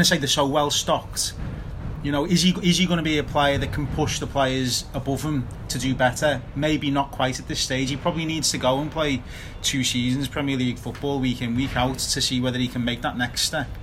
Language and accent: English; Liverpool, North West England, United Kingdom; from Liverpool